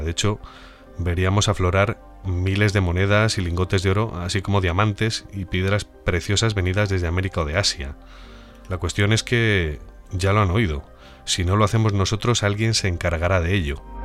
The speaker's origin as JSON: {"language": "Spanish", "town": "Madrid", "region": "Community of Madrid", "country": "Spain", "said": "madrileño que soy"}